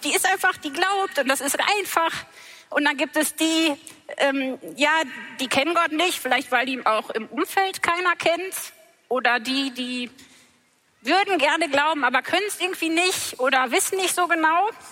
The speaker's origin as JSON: {"language": "German", "area": "Sauerland", "region": "North Rhine-Westphalia", "country": "Germany", "tie": "born or raised there", "said": "ich bin wirklich buchstäblich mitten im Wald aufgewachsen, im Sauerland"}